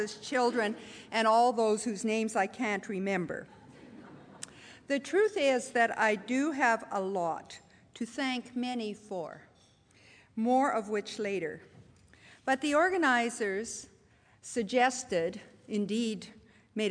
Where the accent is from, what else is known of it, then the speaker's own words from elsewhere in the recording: Pincher Creek, Alberta, Canada; moved away; I was born not in Toronto, but at a far, point far distant, A tiny town, Pincher Creek, at that point population 1,700, got to 2,000 before I left, a town tucked in the southwest corner of Alberta.